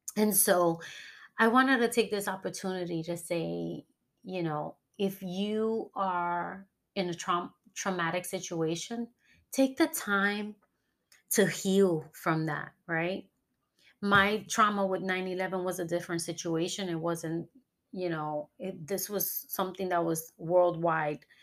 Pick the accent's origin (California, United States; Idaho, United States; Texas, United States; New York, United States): New York, United States; moved away as an adult; now in Florida, United States; New York is my hometown, and I will always represent my hometown